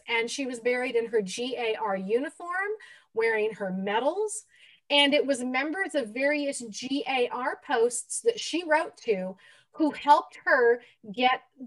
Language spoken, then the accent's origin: English; Michigan, United States; now in Fort Scott, United States; I'm from Michigan